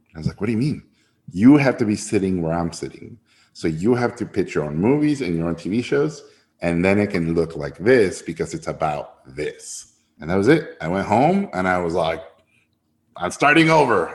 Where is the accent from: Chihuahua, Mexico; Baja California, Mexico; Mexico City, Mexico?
Baja California, Mexico; Tijuana; born or raised there; first language Spanish; English is a second language; also born or lived in San Diego, United States